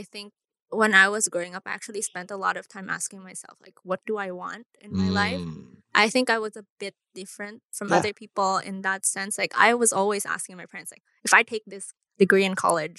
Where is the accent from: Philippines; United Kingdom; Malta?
Philippines; growing up in the Philippines